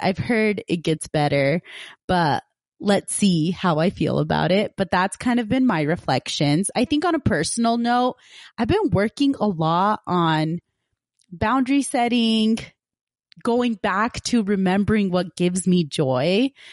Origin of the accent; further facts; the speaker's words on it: Punjab, India; moved away; I'm originally from Punjab, India